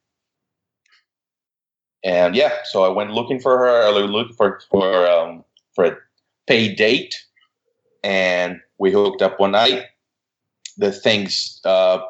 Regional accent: Brazil; moved away as an adult; now in United States; I'm originally from Brazil. I came here to study

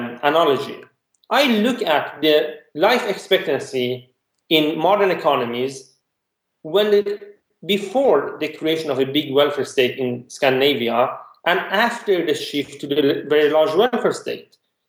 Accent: Iran; I'm from Iran

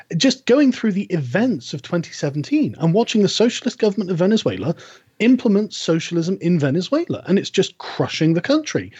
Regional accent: United Kingdom; I'm British

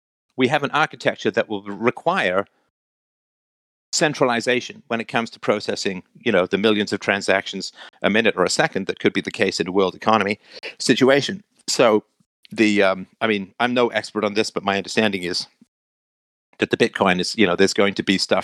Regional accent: England, United Kingdom; When I was a kid growing up in England

